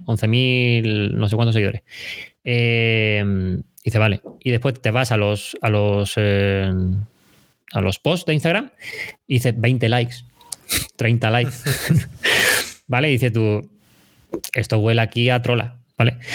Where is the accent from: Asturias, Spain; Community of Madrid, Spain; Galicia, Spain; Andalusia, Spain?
Andalusia, Spain; Chiclana de la Frontera; moved away as an adult; soy de Chiclana, de Cádiz